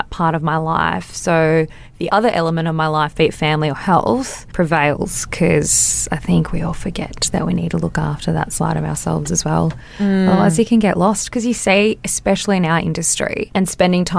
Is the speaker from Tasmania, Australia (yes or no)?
no; Wollongong, New South Wales, Australia; also born or lived in Sunshine Coast, Queensland; I grew up in Wollongong